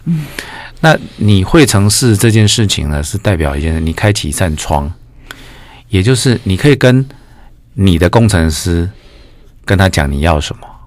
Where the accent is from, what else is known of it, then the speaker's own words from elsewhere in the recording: Changhua County, Taiwan; also born or lived in Kaohsiung; now in Tainan, Taiwan; 我是，我是彰化人，但是在高雄出生